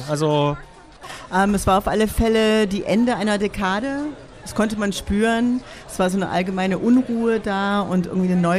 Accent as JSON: {"language": "German", "country": "United States", "moved": "yes", "lives_now": "Berlin, Germany", "said": "ich bin 87 äh, nach Berlin gekommen als Amerikanerin"}